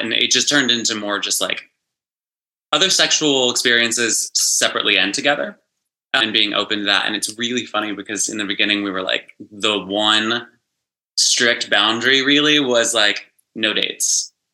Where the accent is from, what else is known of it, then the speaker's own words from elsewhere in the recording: West Virginia, United States; moved away as an adult; now in Los Angeles, United States; I grew up in West Virginia in like the tiniest, tiny little small town. I've been in LA for about 10 years